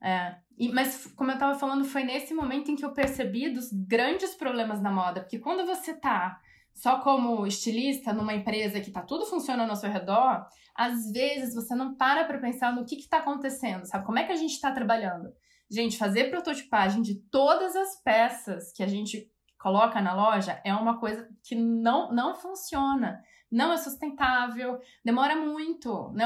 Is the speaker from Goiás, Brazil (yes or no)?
no; São Paulo, Brazil; also born or lived in Rio de Janeiro / London; now in Munich, Germany; Sou de São Paulo, comecei na Imbi Morumbi, em São Paulo